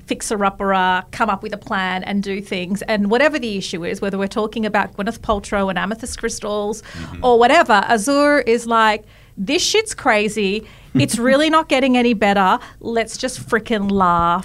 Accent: Australia; I'm an Australian

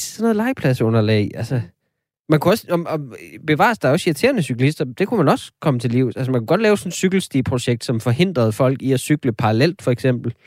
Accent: North Jutland, North Denmark Region, Denmark; Jeg er selv vokset op

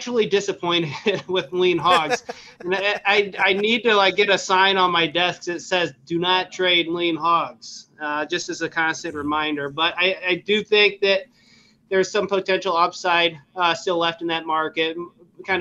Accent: Nebraska, United States; I grew up in Nebraska

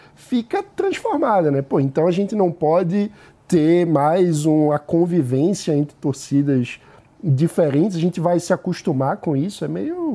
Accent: Pernambuco, Brazil; Eu sou pernambucano, né? eu ia em todos os clássicos com meu pai, quando eu era criança

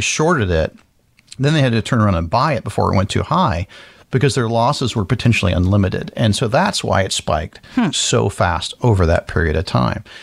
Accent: Florida, United States; I grew up in Florida

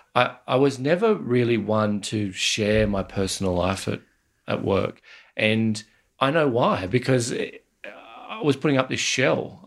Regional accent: Australia

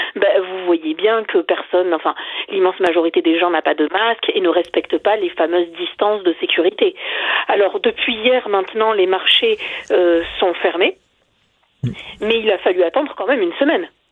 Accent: France

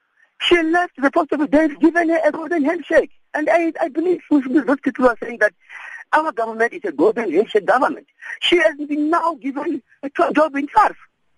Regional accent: Mutale, Limpopo, South Africa; I'm telling to you now, I'm from Mutale.

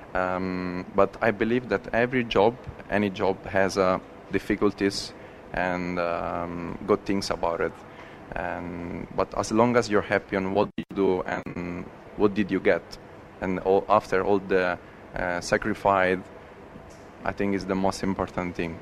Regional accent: Veroli, Lazio, Italy; moved away; I'm from Veroli, which is a place uh, close to Rome uh, just one hour away from Rome. Um, I raised up in the city

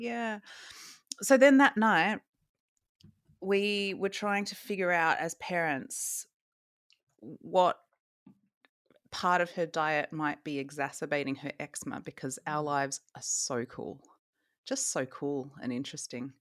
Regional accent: Australia; moved away; I am from Australia

